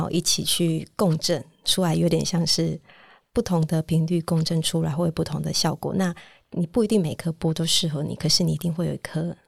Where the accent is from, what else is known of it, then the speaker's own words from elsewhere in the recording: Taiwan; 因为我是土生土长在台湾长大，所以我受的教育就是比较像是一切好像都追求一个标准答案